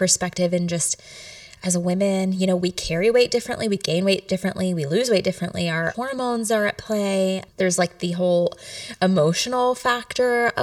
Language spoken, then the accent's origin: English; Lexington, Kentucky, United States; now in Louisville, United States; I'm from Lexington and I'm a Louisville transplant now.